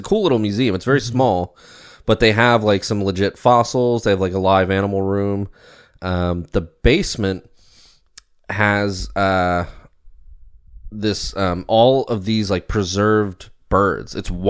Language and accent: English; Ellicott City, Maryland, United States; I grew up in Maryland, Ellicott City, Baltimore, like, never had this issue.